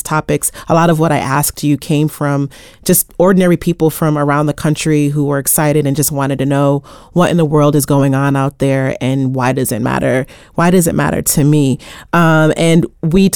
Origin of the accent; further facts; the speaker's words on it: Rhode Island, United States; from my home state of Rhode Island